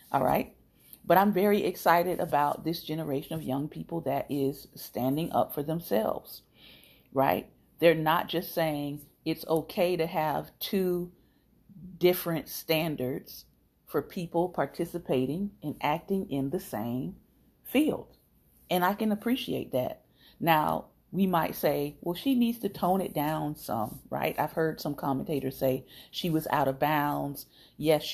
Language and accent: English; Miami, Florida, United States; moved away; also born or lived in Tallahassee, Florida; I'm from Miami